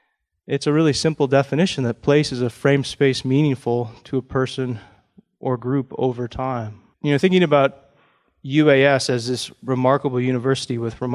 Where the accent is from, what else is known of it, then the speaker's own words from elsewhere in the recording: Fairbanks, Alaska, United States; I grew up in Fairbanks and in the interior part of the state